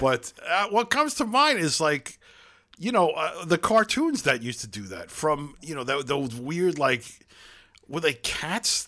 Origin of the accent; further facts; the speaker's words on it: New York City, New York, United States; accent: Brooklyn; moved away as an adult; now in Chicago, United States; my hometown of Brooklyn, New York. It, specifically the Midwood area of the Flatbush section of Brooklyn